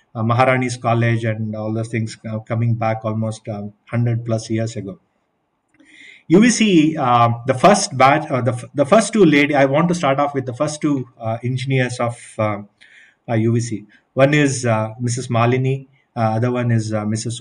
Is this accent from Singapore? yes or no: no; Bangalore, Karnataka, India; i'm from bangalore